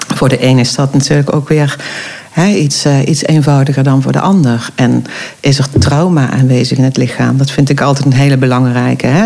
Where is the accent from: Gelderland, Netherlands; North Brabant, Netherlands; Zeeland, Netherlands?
North Brabant, Netherlands; Eindhoven; now in Oirschot, Netherlands; Ik kom origine niet uit uh, Oorschot, maar uit Eindhoven